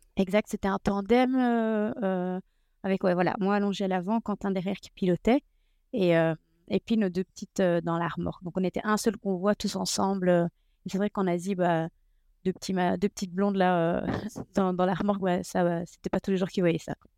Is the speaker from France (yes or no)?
no; Belgium; on est de Belgique